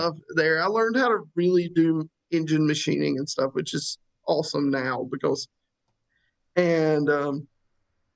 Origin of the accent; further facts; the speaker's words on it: North Carolina, United States; when you're from here